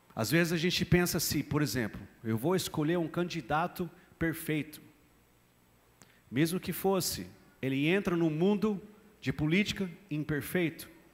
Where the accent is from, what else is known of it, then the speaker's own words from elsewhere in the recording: United States; Portuguese is a second language; moved away as an adult; now in Brazil; sou brasileiro, nem lembro mais quando eu era americano, faz 16 anos já. Dia 2 de março de 2007 eu cheguei aqui em São Paulo, no aeroporto de São Paulo